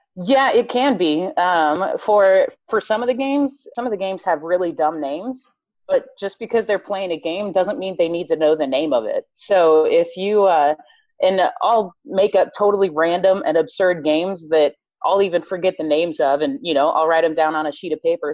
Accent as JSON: {"language": "English", "region": "Colorado", "country": "United States", "tie": "born or raised there", "moved": "as an adult", "lives_now": "Texas, United States", "said": "was born and raised in Colorado"}